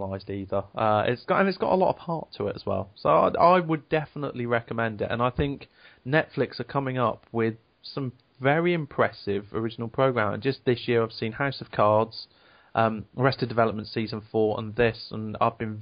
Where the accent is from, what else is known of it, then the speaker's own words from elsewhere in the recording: Devon, South West England, United Kingdom; now in Leicester, United Kingdom; I grew up in Devon. My school was a farm, essentially.